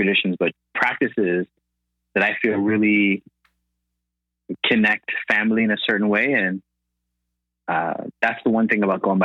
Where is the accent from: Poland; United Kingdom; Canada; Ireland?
Canada; Toronto, Ontario; also born or lived in Accra, Ghana / Flemingdon Park, Toronto; I was born in Toronto. And when I came back, I lived in Scarborough